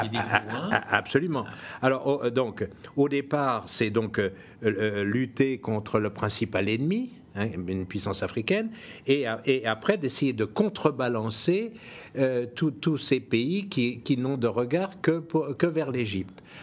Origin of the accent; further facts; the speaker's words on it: France; je suis français